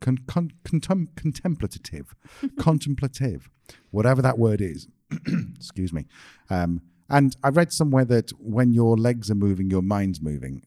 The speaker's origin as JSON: {"language": "English", "country": "United Kingdom", "said": "we're British"}